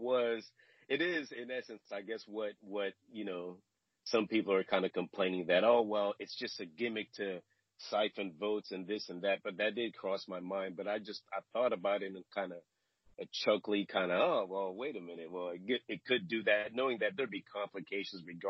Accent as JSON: {"language": "English", "country": "Nigeria", "tie": "born or raised there", "moved": "yes", "lives_now": "United States", "said": "I'm Nigerian born. I'm an American citizen now"}